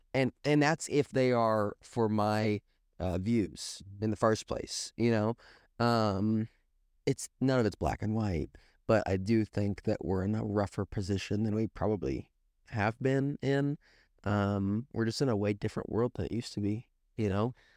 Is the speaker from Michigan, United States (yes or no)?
no; Springfield, Missouri, United States; accent: Midwestern; I'm from Springfield, Missouri, Southwest Missouri.